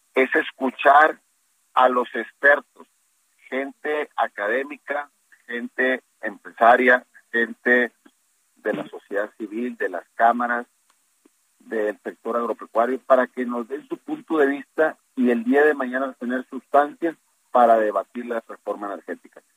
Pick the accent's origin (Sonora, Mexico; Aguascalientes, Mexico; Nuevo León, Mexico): Nuevo León, Mexico; nosotros aquí en Nuevo León, que es un estado muy productivo